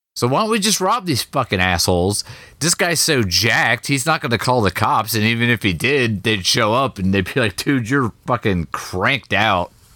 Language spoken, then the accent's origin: English; Midwest, United States; I'm from the Midwest.